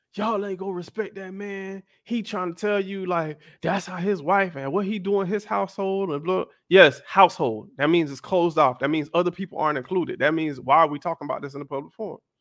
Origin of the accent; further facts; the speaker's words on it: the South, United States; I grew up in the South, y'all, and I grew up in a very churchy home.